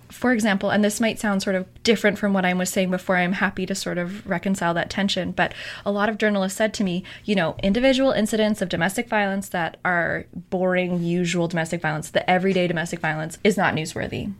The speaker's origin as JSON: {"language": "English", "region": "Alberta", "country": "Canada", "tie": "born or raised there", "moved": "yes", "said": "I'm from Alberta"}